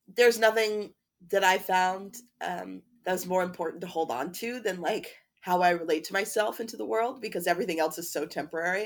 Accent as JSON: {"language": "English", "town": "Chapel Hill", "region": "North Carolina", "country": "United States", "moved": "yes", "said": "I'm originally from Chapel Hill, North Carolina"}